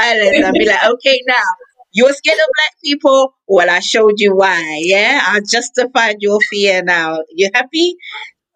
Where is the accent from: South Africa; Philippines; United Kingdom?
United Kingdom; me being British